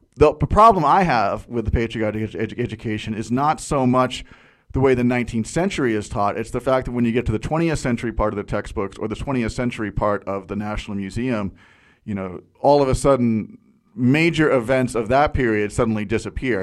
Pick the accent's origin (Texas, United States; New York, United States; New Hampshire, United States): New Hampshire, United States; growing up in New Hampshire